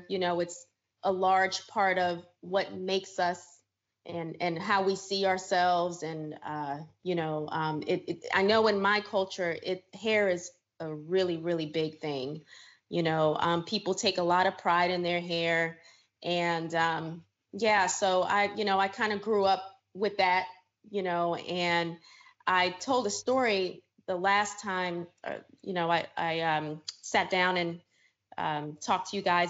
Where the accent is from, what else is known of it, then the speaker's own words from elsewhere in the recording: New York, United States; also born or lived in Suriname / New Jersey / Florida; So I'm originally from Suriname, South America. It is a small country on the northern border of Brazil. And we speak Dutch. And I was raised in the States here, grew up in New York, New Jersey, Florida girl.